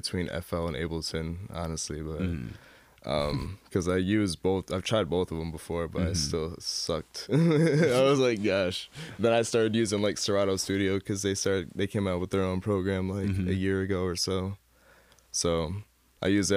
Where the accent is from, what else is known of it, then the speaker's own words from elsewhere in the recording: Holland, Michigan, United States; also born or lived in Borculo, Michigan; I was born in Holland